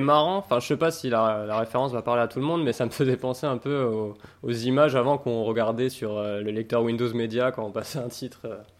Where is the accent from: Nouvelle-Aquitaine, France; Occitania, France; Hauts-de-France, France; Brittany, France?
Occitania, France; Montpellier; dans le sud de la France, chez moi, à Montpellier